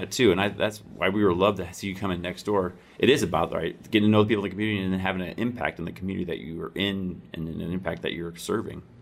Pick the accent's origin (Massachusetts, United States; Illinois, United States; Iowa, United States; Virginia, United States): Iowa, United States; moved away; my hometown in Iowa